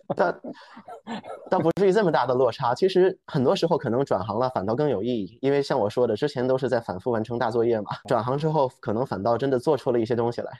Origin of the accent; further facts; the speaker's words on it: Beijing, China; also born or lived in New York; 我现在所在的城市是北京，我从小也在北京出生长大。那之前也就是在读研究生的时候，在纽约待了差不多两年的时间